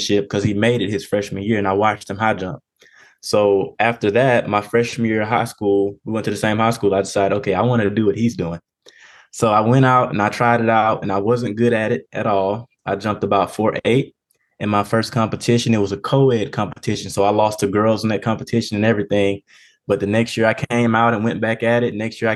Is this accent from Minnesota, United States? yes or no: no; Mobile, Alabama, United States; Mobile, Alabama, which is my hometown